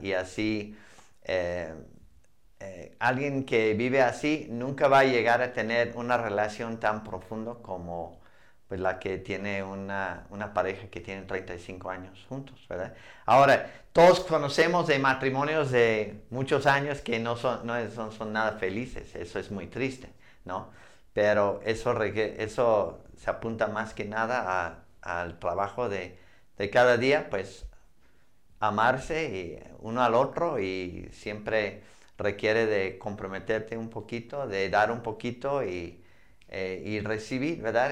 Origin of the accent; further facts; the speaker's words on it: Montana, United States; Spanish is a second language; moved away as an adult; also born or lived in Arizona; now in Mexico; a Montana, mi tierra